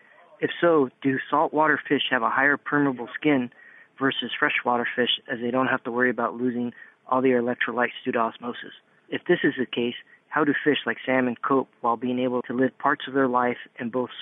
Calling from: San Diego, California, United States; I'm calling from San Diego, California in the U.S.

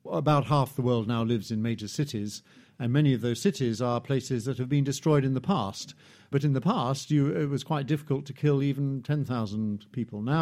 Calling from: Cambridge, East of England, United Kingdom; from Cambridge.

